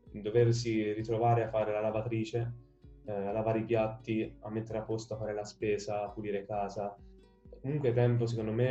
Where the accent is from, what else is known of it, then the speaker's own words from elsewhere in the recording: Perugia, Umbria, Italy; also born or lived in Palermo; io ho sempre vissuto qui a San Sisto, fin da quando avevo un anno, perché sono di Palermo, quindi nato a Palermo, trasferitomi subito qui a Perugia, qui a San Sisto, e quindi mi è andata proprio bene.